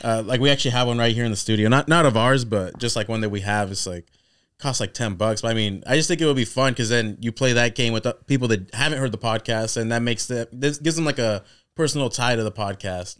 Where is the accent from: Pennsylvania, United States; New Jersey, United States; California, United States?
California, United States; Corning; moved away; we're from Corning, so that's even smaller